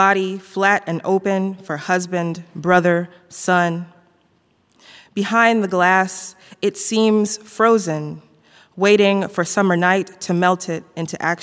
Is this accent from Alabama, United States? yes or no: yes; Birmingham, Alabama, United States; moved away as an adult; also born or lived in Miami; Growing up in the South, a lot of us who grew up here